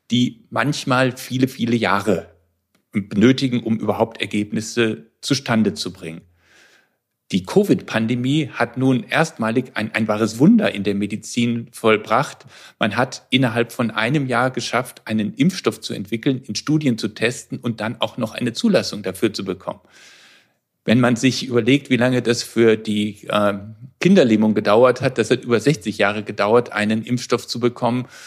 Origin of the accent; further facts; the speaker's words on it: Frankfurt, Hesse, Germany; Ich komme aus Frankfurt und beschäftige mich seit vielen Jahren mit chronisch entzündlichen Darmerkrankungen.